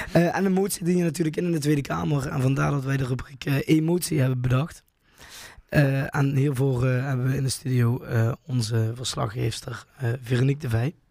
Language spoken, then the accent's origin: Dutch; Valkenburg, Limburg, Netherlands; accent: Limburg; uit Valkenburg, hè? vlak bij de Koberg